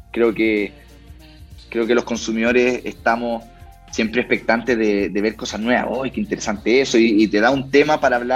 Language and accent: Spanish; Chile; uno de los principales temas que vamos a estar viendo como sociedad, como sociedad chilena, sea donde sea que estemos viviendo, haciendo nuestra vida en, Chile